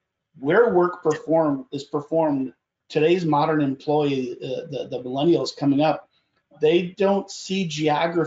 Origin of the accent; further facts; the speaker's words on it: St. Louis, Missouri, United States; I'm an employer here in my hometown, St. Louis